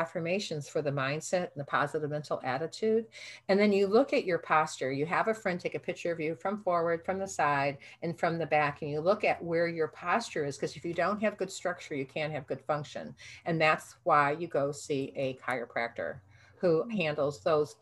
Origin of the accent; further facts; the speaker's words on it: Midwest, United States; I'm from the Midwest